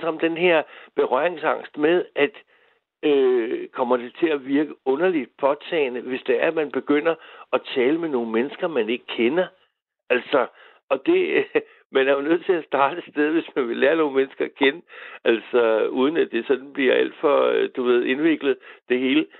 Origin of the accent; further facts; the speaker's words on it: Humlebæk, Capital Region of Denmark, Denmark; vi er danskere, eller jeg er humlebækker